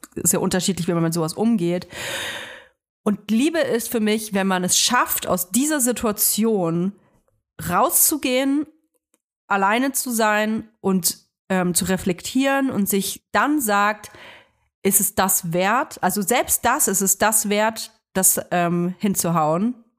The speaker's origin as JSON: {"language": "German", "country": "Germany", "tie": "born or raised there", "said": "ich bin nun mal hier in Deutschland geboren"}